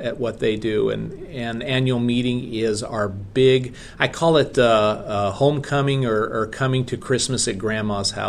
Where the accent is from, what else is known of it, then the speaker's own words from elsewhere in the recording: Ohio and Kansas, Midwest, United States; moved away as an adult; also born or lived in West Coast; now in Kentucky, United States; I grew up in Ohio and Kansas, so came from the Midwest